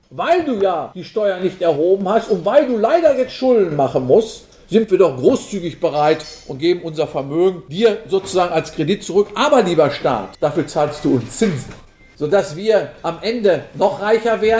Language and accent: German; North Rhine-Westphalia, Germany; ich komme aus dem Ruhrgebiet hier 7% Freiburg, das ist ja toll. In Gelsenkirchen haben wir eine von 16% Arbeitslosenquote.